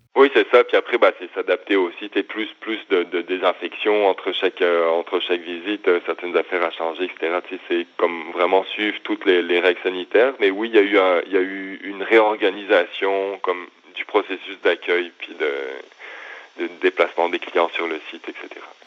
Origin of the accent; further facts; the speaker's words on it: the Alps, France; moved away as an adult; also born or lived in Montreal, Canada; now in Quebec, Canada; je viens des Alpes